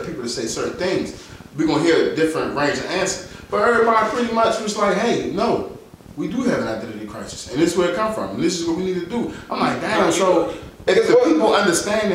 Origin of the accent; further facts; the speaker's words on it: Washington, District of Columbia, United States; I grew up in World 5